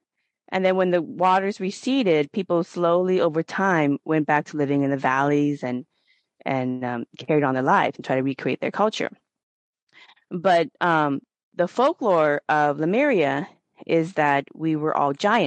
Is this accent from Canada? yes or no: no; Northern Laos, Laos; I'm from Northern Laos